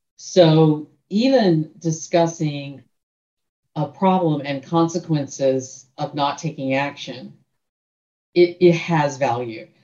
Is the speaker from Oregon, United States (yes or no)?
no; Tallahassee, Florida, United States; now in Central Florida, United States; Tallahassee's my hometown